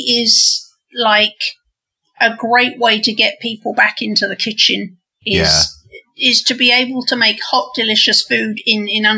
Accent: England, United Kingdom; moved away as an adult; now in United States; growing up in England

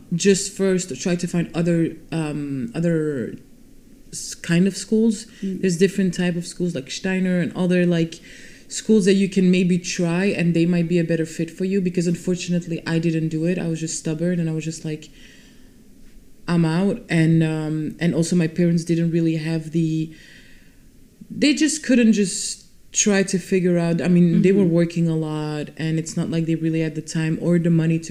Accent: Vilvoorde, Flanders, Belgium; also born or lived in Brussels; I was born in Brussels, and at the age of 5-6, I moved to the Vilvoorde, which is a city in Flanders, really close to Brussels, and I still live there now. And yeah, I grew up there, went to school there

